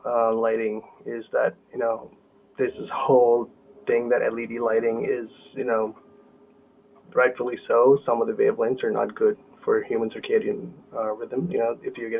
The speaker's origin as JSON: {"language": "English", "region": "South India", "country": "India", "tie": "born or raised there", "moved": "as an adult", "lives_now": "United States", "said": "my hometown in the south of India"}